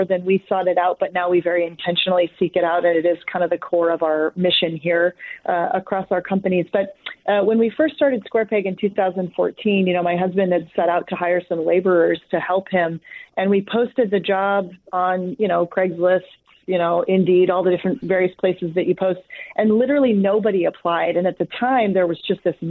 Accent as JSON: {"language": "English", "town": "Edmonds", "region": "Washington", "country": "United States", "tie": "born or raised there", "said": "I grew up in Edmonds"}